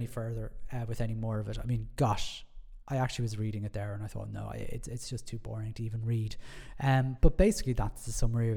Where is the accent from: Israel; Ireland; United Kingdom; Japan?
Ireland; Being Irish